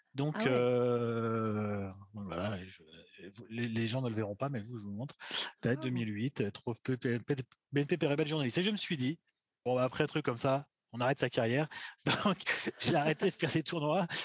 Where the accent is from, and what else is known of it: Saint-Étienne, Auvergne-Rhône-Alpes, France